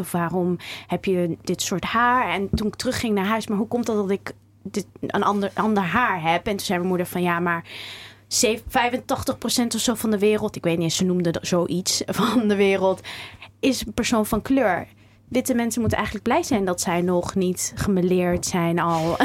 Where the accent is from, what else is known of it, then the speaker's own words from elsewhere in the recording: Zutphen, Gelderland, Netherlands; also born or lived in Cairo, Egypt; now in Amsterdam, Netherlands; Ik ben geboren in Cairo getogen in Warnsveld in Zutphen.